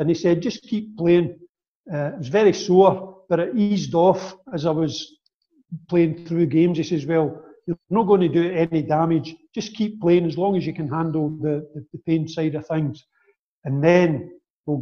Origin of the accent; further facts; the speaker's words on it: Kilmarnock, Scotland, United Kingdom; a move to Kilmarnock, which was my hometown